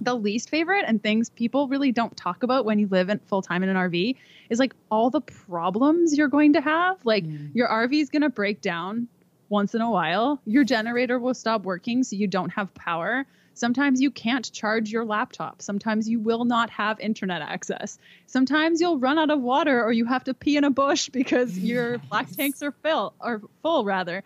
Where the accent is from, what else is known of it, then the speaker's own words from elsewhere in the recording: Canada; moved away as an adult; We're from Canada.